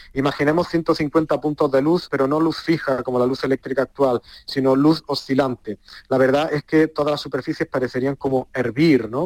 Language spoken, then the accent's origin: Spanish; Granada, Andalusia, Spain; como granadino. Los granadinos sentimos a San Juan de Dios como algo propio